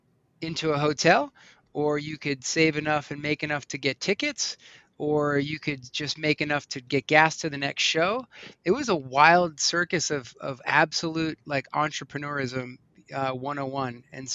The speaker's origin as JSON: {"language": "English", "region": "East Coast", "country": "United States", "tie": "born or raised there", "lives_now": "Colorado, United States", "said": "Growing up on the East Coast, most of the concerts I went to were bars, clubs, stadiums. So coming out to Colorado"}